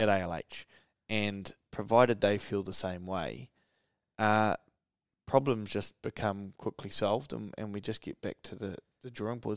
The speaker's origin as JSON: {"language": "English", "region": "Gisborne", "country": "New Zealand", "tie": "born or raised there", "said": "growing up in Gizzy"}